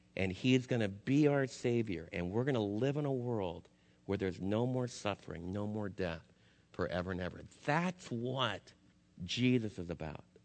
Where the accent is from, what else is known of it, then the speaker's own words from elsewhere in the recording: United States; as American believers